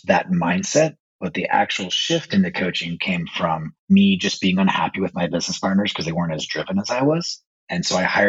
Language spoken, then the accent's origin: English; Las Vegas, Nevada, United States; So I was born and raised in Las Vegas, Nevada. I lived there for about 40 years of my life.